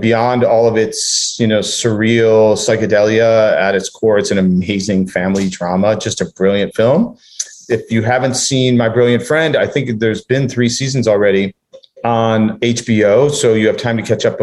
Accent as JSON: {"language": "English", "town": "Chicago", "region": "Illinois", "country": "United States", "moved": "yes", "said": "I'm from Chicago."}